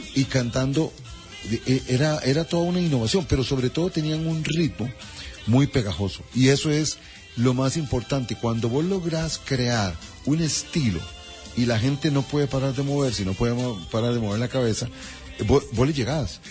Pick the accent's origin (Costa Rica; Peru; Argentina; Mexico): Costa Rica; como somos los ticos